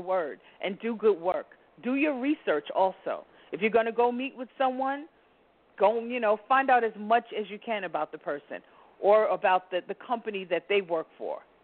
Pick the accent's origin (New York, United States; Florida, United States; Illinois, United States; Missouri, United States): New York, United States; New York City; I'm a New Yorker